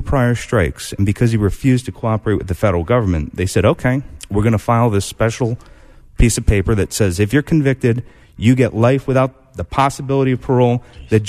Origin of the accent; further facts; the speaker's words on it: New York, United States; It's great to be back in New York. I'm a New Yorker at heart.